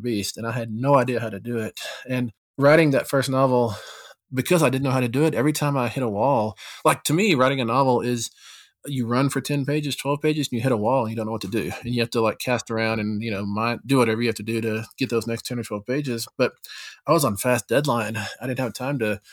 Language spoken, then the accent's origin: English; Texas, United States; moved away; back home where I grew up in Texas